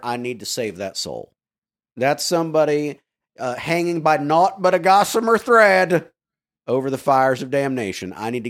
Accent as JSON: {"language": "English", "region": "the South", "country": "United States", "tie": "born or raised there", "said": "I grew up in the South as a preacher's kid."}